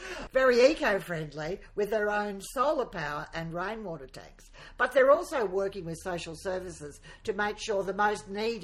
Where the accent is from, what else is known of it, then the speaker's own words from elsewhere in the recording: Darwin, Northern Territory, Australia; now in Gympie, Australia; Now, I'm a little biased because I came from Darwin and some of the best markets in Australia are in Darwin.